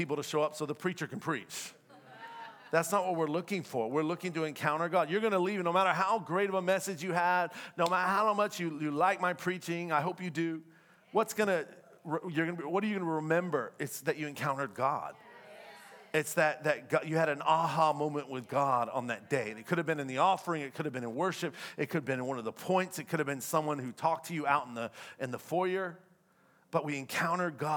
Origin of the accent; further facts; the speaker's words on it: the South, United States; moved away; I'm from the South, so we're very different in the South